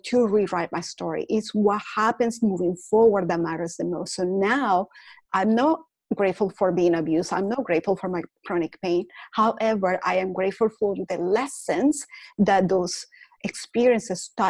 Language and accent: English; Caracas, Capital District, Venezuela; English is a second language; moved away as an adult; now in United States; I was born in Caracas, Venezuela